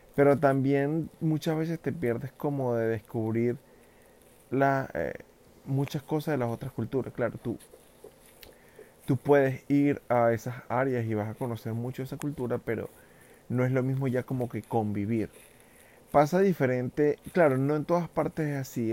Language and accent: Spanish; Venezuela; moved away as an adult; also born or lived in New York, United States; now in New Jersey, United States; yo soy un venezolano que emigró hace, mm, así, bueno, como cuatro años y medio, ya voy para cinco años a Estados Unidos